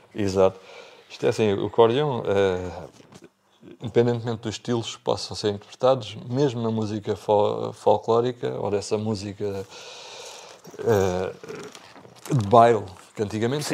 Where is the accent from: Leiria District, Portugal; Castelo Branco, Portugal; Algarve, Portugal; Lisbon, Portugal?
Algarve, Portugal; Bordeira; pelo sítio de onde venho